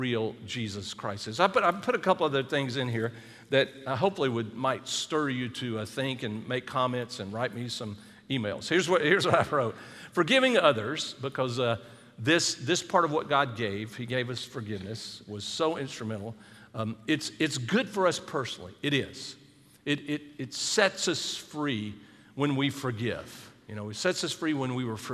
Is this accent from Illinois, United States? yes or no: no; South Carolina, United States; Charleston's in South Carolina, that's my home state